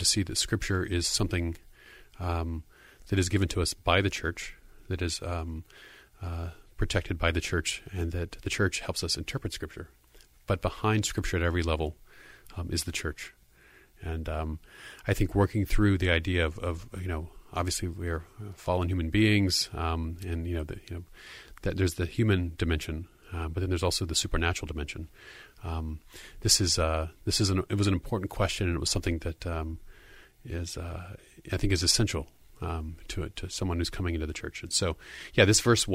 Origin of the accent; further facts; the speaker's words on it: United States; as an American